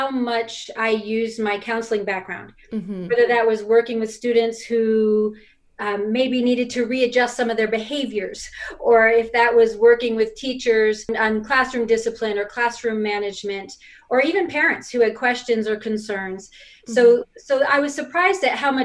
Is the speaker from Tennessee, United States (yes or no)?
no; New York, United States; moved away as an adult; now in Utah, United States; I was born and raised in New York and moved to Utah probably about 25 years ago